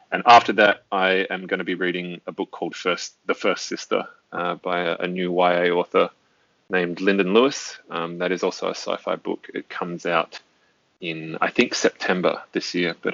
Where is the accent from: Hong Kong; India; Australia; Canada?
Australia